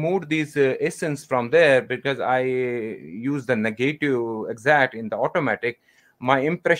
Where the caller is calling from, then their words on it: Jammu and Kashmir, India; I'm calling from India, North Kashmir at the moment.